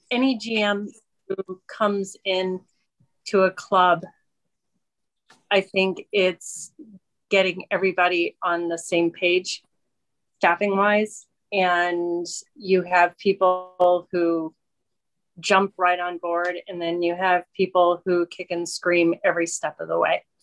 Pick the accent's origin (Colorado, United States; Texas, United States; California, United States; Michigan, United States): Colorado, United States; I'm from Colorado.